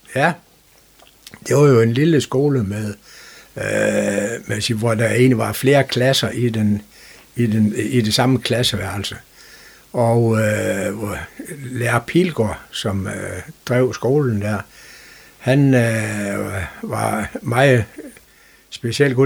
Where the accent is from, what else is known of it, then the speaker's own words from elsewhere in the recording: Frederikshavn, North Denmark Region, Denmark; also born or lived in Hals; Da jeg var cirka halvanden år, der valgte de at rykke teltpælen op og flytte til Farsavn, fordi min far han er for arbejde på det, der dengang hed Alfa Diesel. Øh, så det var egentlig grunden til, at jeg sådan blev lokalmand